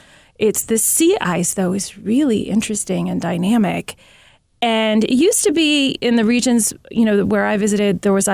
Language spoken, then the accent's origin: English; Manhattan, New York, United States; and I'm from Manhattan, so I have a feeling.